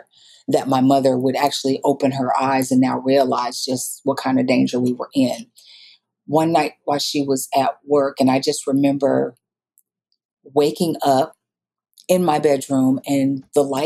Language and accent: English; Iowa, United States; moved away as an adult; now in Dallas, United States; I grew up, like I said earlier, in Iowa